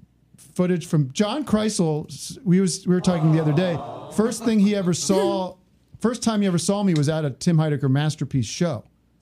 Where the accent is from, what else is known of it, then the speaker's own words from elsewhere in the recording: Allentown, Pennsylvania, United States; because I said I was from Allentown